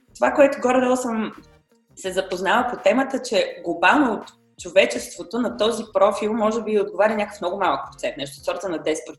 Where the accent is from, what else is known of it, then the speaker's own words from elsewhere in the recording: Bulgaria; moved away as an adult; also born or lived in Germany; средата, в която сме израснали в България